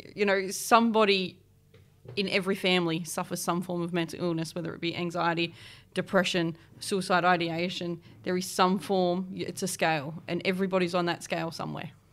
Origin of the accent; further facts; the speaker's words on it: East Coast, New South Wales, Australia; now in Adelaide, Australia; I grew up on the East Coast between sort of Port Macquarie, Newcastle, Sydney areas, floated around